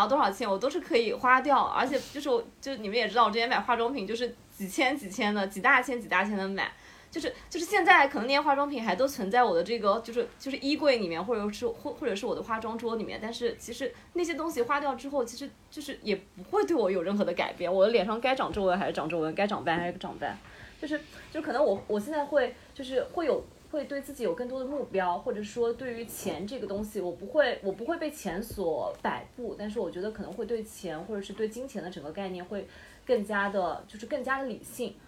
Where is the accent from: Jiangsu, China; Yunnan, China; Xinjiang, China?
Jiangsu, China; Nanjing; moved away as an adult; now in Shanghai, China; 我是南京人，我是南京…。 在上海沪漂了八年，那我是在上海交大读了工科，是药剂学。现在转战卖啤酒已经卖了五年，在啤酒行业在做 brand marketing